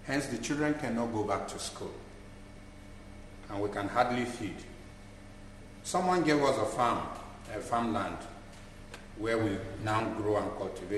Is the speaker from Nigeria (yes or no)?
yes; Nigeria; I come from Nigeria. I live in Nigeria, in northern part of Nigeria.